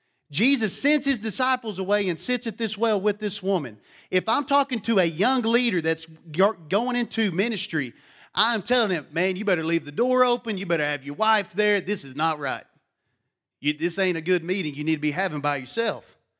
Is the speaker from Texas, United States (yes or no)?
yes; Matador, Texas, United States; A lot of people think I'm from Louisiana when they hear me talk. They don't think I'm from Texas. They said, man, you got to be Cajun. I said, no, I'm from Matador, Texas.